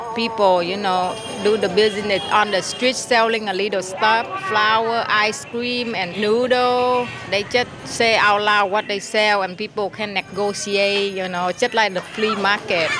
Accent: Ho Chi Minh City, Vietnam; now in San Jose, United States; I live in San Jose. I'm from Vietnam with my whole family. Saigon is our city. I grew up on there.

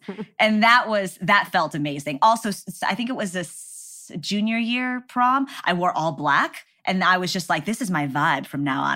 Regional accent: Texas, United States; growing up in Texas

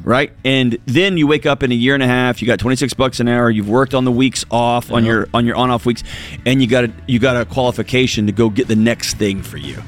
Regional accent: West Texas, United States; I'm from West Texas

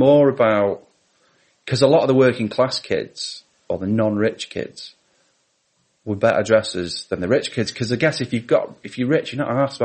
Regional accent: Bradbury Green, North West England, United Kingdom; also born or lived in Normandy, France; I grew up in Bradbury Green, and my local comp, which is where I was supposed to be going

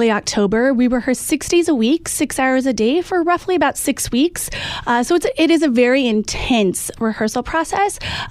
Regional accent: Nebraska, United States; moved away as an adult; now in New York City, United States; I grew up in Nebraska, and so coming to New York City was a whole another situation.

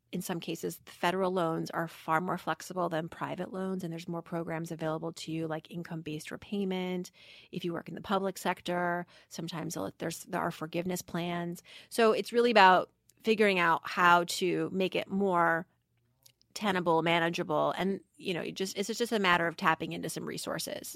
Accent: Worcester, Massachusetts, United States; growing up in Worcester, Massachusetts as I did

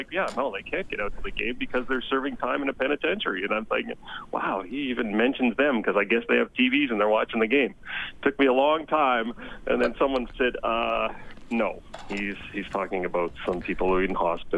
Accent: Toronto, Ontario, Canada; moved away as an adult; I grew up in Toronto, of course, in the eastern part of Toronto, the jewel of Toronto, known as Scarborough, Ontario

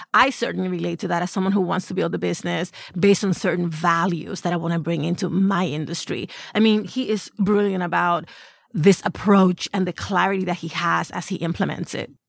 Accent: New York City, New York, United States; I'm from the Bronx

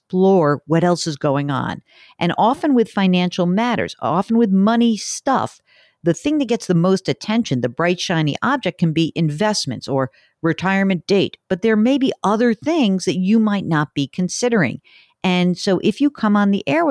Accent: New York, United States; I'm from New York

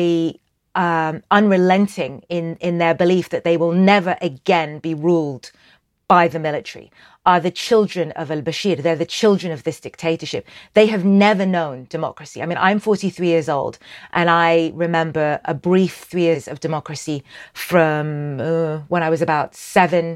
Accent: Sudan; I'm from Sudan.

